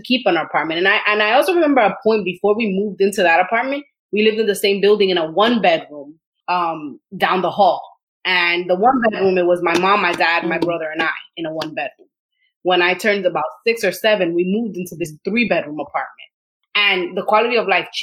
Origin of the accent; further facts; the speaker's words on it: New York City, New York, United States; I grew up in Washington Heights in Inwood, just a few blocks away actually of where I live right now